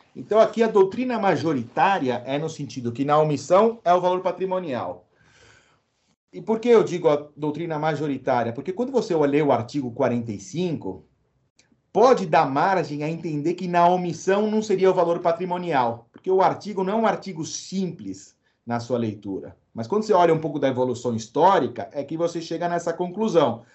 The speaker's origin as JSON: {"language": "Portuguese", "country": "Uruguay", "tie": "born or raised there", "moved": "yes", "said": "tinha um espanhol, porque eu nasci no Uruguai, né? Então, eu sempre falei com a família em espanhol"}